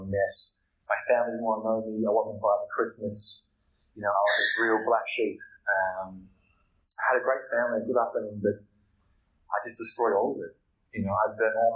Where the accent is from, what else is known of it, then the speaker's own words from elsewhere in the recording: Melbourne, Victoria, Australia; I'm from Melbourne, Victoria